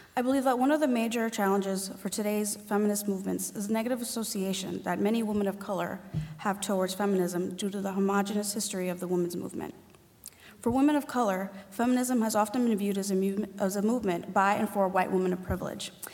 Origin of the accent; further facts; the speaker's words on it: New York City, New York, United States; I grew up in Spanish Harlem with a single mother and older sister